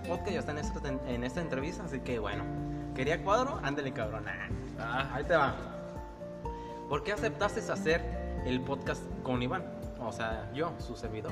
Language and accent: Spanish; Mexico; somos mexicanos